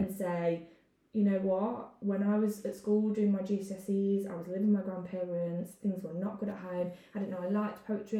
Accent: Arnold, East Midlands, United Kingdom; also born or lived in Forest Fields, Nottingham; I grew up in Arnold, but I grew up with my grandparents from the age of about 12.

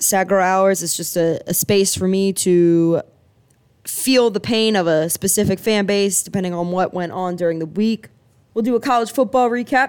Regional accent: Philadelphia, Pennsylvania, United States; now in Clemson, United States; I am from Philadelphia, Pennsylvania, but currently reside in Clemson, South Carolina

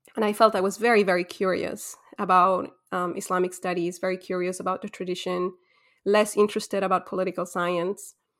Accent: Ecuador; moved away as an adult; also born or lived in Quito / Egypt; I'm born and raised in Ecuador

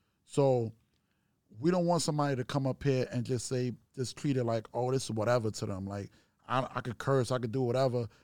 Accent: New York City, New York, United States; I'm from, you know, Brooklyn, Queens

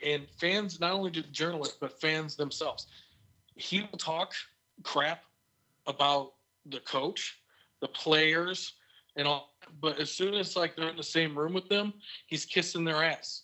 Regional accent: Bear Country, Midwest, United States; I grew up in Bear Country

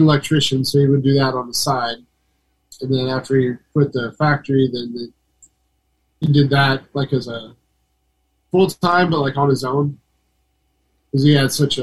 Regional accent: Southern Indiana, United States; moved away; We grew up in Southern Indiana.

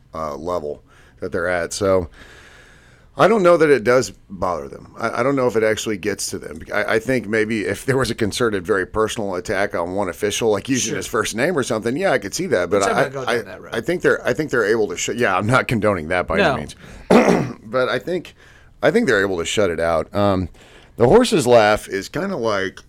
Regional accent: Texas, United States; I grew up in Texas

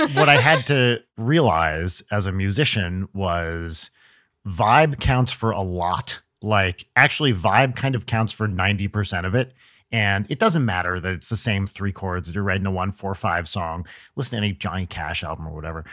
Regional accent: New Jersey, United States; I'm from North Jersey

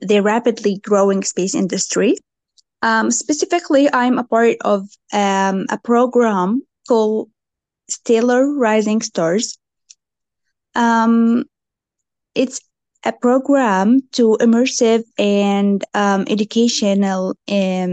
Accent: Jordan; I am from Jordan.

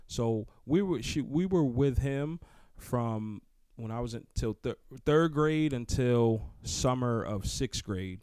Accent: Newburgh, New York, United States; I'm from Newburgh, New York

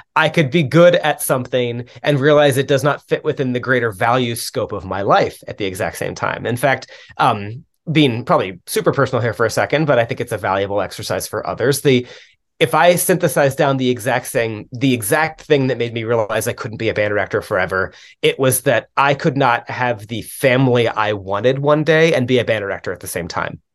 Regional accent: Dallas, Texas, United States; moved away; also born or lived in Louisiana / Milwaukee, Wisconsin; I grew up in the Dallas area originally

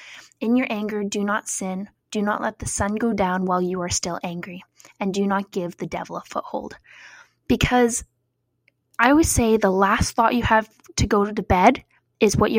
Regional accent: Cranbrook, British Columbia, Canada; moved away; my hometown of Cranbrook

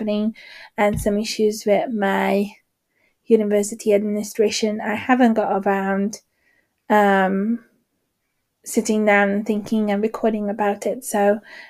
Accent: Hungary; moved away; I grew up in Hungary

